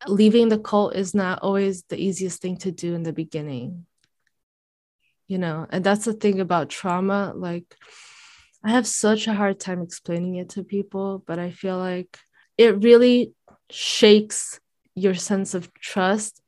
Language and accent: English; Brazil; moved away; I grew up in Brazil